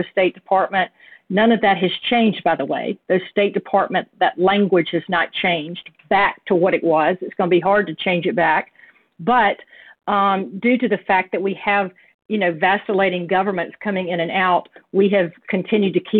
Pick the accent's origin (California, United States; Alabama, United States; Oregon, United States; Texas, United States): Alabama, United States; Birmingham; I'm from Birmingham. So we're very proud out of our state